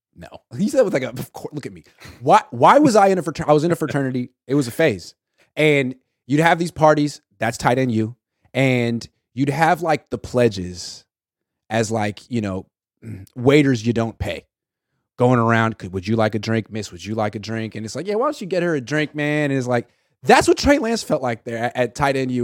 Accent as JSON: {"language": "English", "town": "Oakland", "region": "California", "country": "United States", "tie": "born or raised there"}